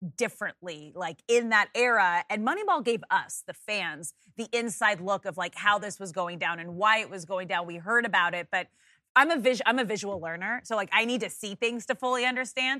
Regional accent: Manhattan Beach, California, United States; born and raised in Southern California

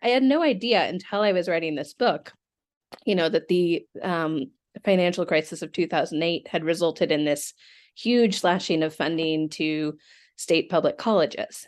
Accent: Seattle, Washington, United States; moved away; I'm, I'm from Seattle originally

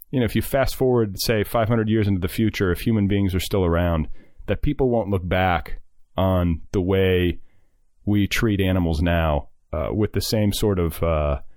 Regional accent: Iowa, United States; I'm doubly conflicted because, like you, I grew up around farmers in Iowa, not Indiana, but Iowa is no less into that sort of thing.

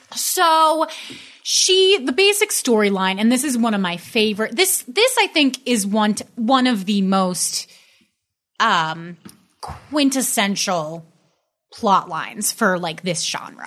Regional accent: New York, United States; I'm from New York

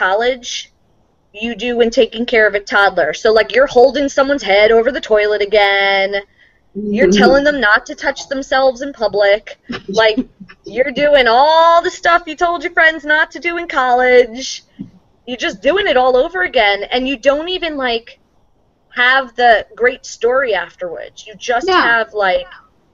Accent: New York, United States; moved away; I'm from New York, and when I go back home

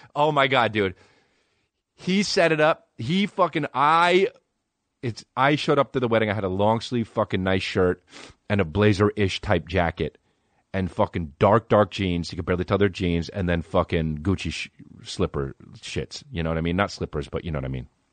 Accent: New Jersey, United States; now in Los Angeles, United States; I'm from New Jersey

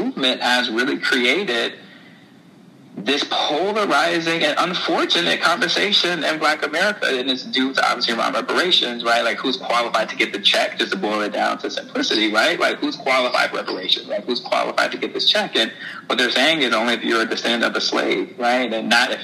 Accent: Lansing, Michigan, United States; I'm from Lansing, Michigan. To your audience, I'm from Lansing, Michigan. If Kamala came to Lansing Mall when I was growing up

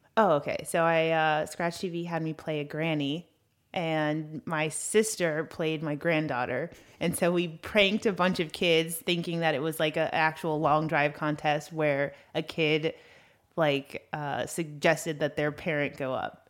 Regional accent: Los Angeles, California, United States; accent: valley girl; I grew up in Brentwood

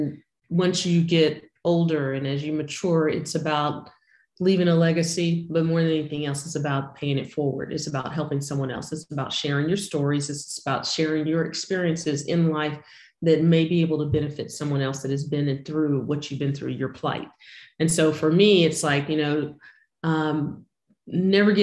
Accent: Houston, Texas, United States; I'm from Houston, Texas.

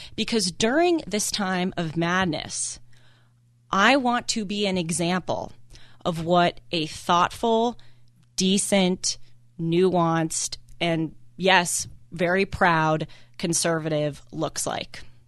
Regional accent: Los Angeles, California, United States; growing up in Los Angeles, going to very liberal schools

